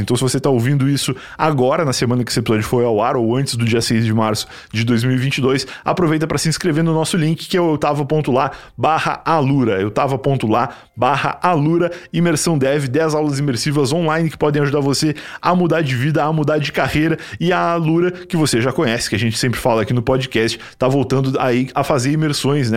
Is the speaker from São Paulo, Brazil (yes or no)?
no; Rio Grande do Sul, Brazil; eu, como gaúcho